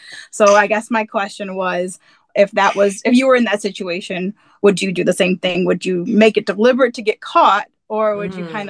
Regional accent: a suburb of Chicago, Illinois, United States; I'm from Chicago, a suburb of Chicago.

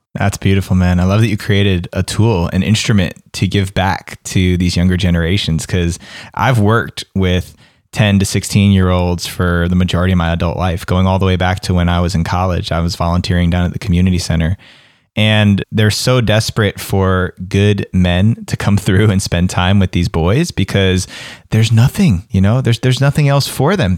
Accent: East Coast, United States; moved away; where I grew up on the East Coast

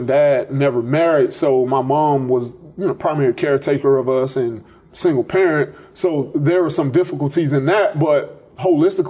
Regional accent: Tallahassee, Florida, United States; moved away as an adult; also born or lived in Fort Myers, Florida; now in Clemson, United States; When I was in third grade, we moved from Fort Myers to Tallahassee, and that's where I primarily grew up

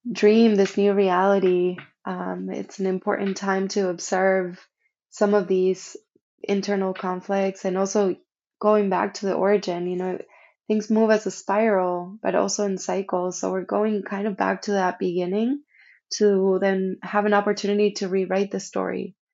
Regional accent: Argentina; moved away; when I came from Argentina, it was very difficult for me to honor my ancestry and my roots. I completely shut down my communication with Argentina.

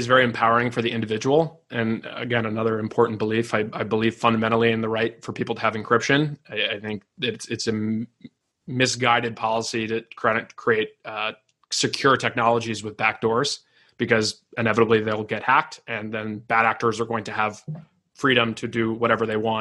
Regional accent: Massachusetts, United States; I grew up in Massachusetts

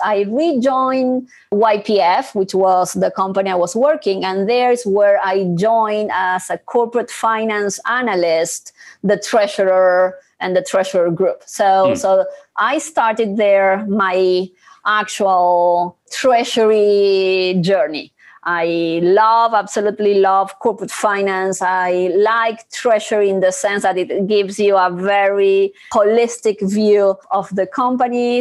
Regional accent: Argentina; I am originally from Argentina

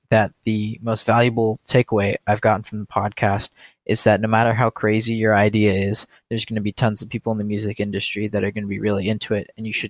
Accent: Fairfax County, Virginia, United States; moved away; I'm a clarinet performance major at Temple University, and I'm originally from Fairfax County, Virginia.

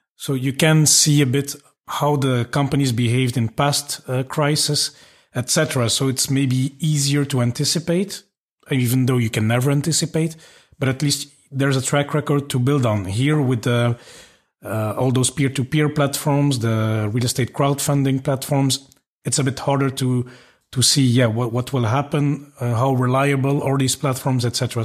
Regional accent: Belgium; moved away; I'm from Belgium. I've lived a bit around

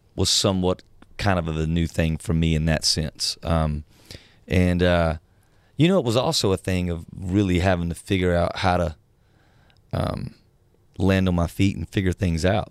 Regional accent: South Georgia, United States; moved away; I'm from the South, uh, South Georgia, and much of the people I grew up

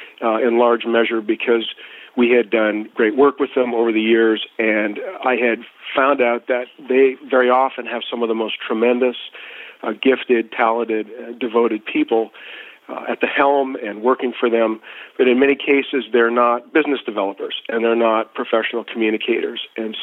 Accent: Edmonton, Alberta, Canada; So, Ray, I'm from Canada originally, born in 1959 in Edmonton, Alberta

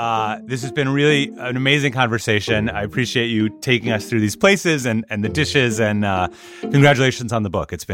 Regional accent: Minnesota, United States; I'm from the Midwest, so we're obviously a big dairy centric diet, and I'm from Minnesota.

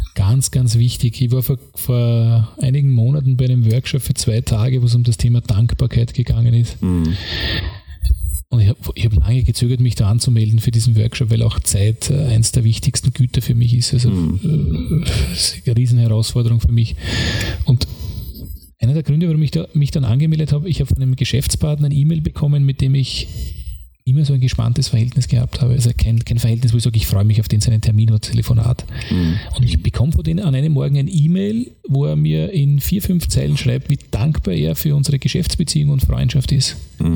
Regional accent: Austria; also born or lived in London; bin dann nach Wien gefahren, das ungefähr 35 Minuten Fahrzeit von meiner Heimatgemeinde weg ist

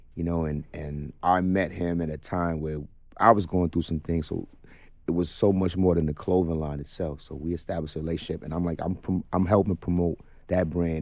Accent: New York City, New York, United States; I grew up in Brownsville

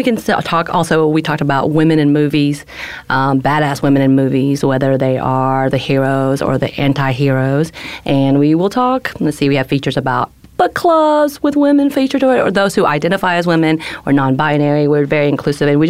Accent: north Georgia mountains, United States; accent: Southern; also born or lived in South Korea; about an hour and a half north in the mountains of Georgia

